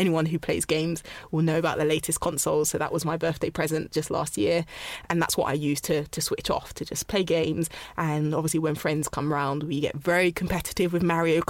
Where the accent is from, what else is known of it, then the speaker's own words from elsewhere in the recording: London, United Kingdom; also born or lived in Ghana; I'm from South London. I'm from Ghana